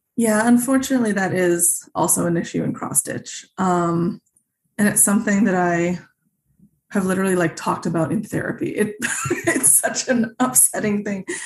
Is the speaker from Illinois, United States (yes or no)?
yes; Naperville, Illinois, United States; also born or lived in Grosse Pointe, Michigan; I really grew up in a suburb of Chicago called Naperville